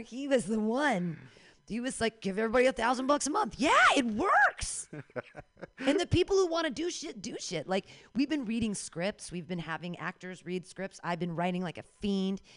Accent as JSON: {"language": "English", "town": "Danville", "region": "California", "country": "United States", "tie": "born or raised there", "lives_now": "San Francisco, United States", "said": "I grew up in Danville"}